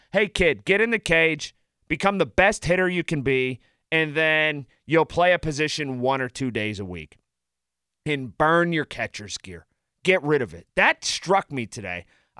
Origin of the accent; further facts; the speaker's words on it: Sharpsburg, Pennsylvania, United States; I am 46, so I am right about there with you. And I grew up in Sharpsburg